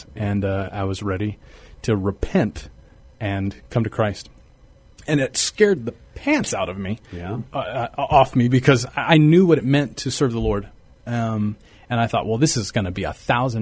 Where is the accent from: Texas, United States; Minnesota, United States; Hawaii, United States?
Texas, United States; also born or lived in San Marcos, Texas; now in San Antonio, United States; I grew up in Texas, and San Antonio was a place that we visited a lot, and now I get to live here